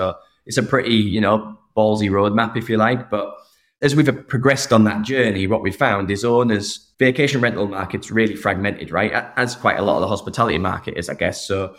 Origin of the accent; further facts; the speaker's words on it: England, United Kingdom; Soccer's still the kind of the core, which I suppose is right being an Englishman.